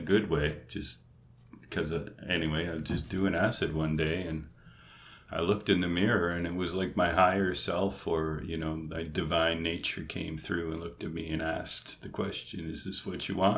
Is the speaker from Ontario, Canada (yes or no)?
no; Lunenburg, Nova Scotia, Canada; also born or lived in East Coast (air bases); I was an Air Force brat and moved around from air base to air base until I was 12, and my dad moved us to Lunenburg, Nova Scotia